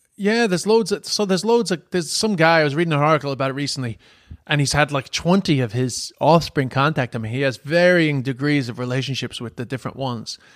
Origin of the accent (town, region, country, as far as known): Ireland; moved away; also born or lived in China